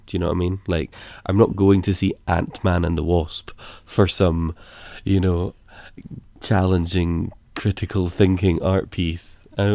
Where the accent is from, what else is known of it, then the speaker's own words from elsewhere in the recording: United Kingdom; Yeah, as British, we're not allowed to do that.